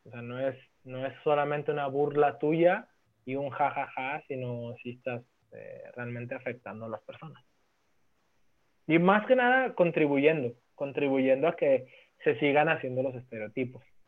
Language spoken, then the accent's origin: Spanish; Mexico; como buen mexicano que soy